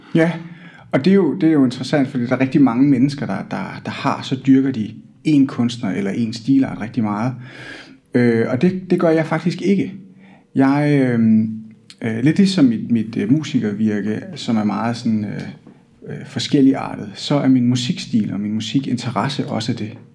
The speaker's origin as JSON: {"language": "Danish", "town": "Hillerød", "region": "Capital Region of Denmark", "country": "Denmark", "moved": "yes", "lives_now": "Odense, Denmark", "said": "jeg kommer oprindeligt fra Hillerød"}